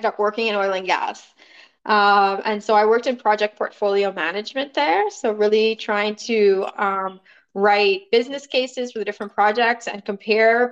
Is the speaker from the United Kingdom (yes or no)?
no; Nassau, New Providence, Bahamas; moved away as an adult; also born or lived in Montreal, Canada; I was born and raised in Nassau, Bahamas. So I spent all of my elementary and high school there, and then moved to Canada